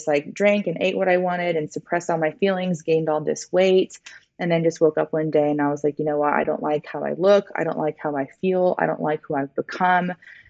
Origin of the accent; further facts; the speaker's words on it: London, United Kingdom; born there; So I was born in London, England.